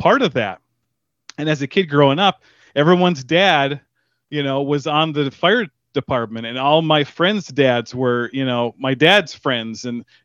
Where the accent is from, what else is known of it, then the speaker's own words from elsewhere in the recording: Negaunee, Michigan, United States; Grew up in the UP, the Upper Peninsula of Michigan.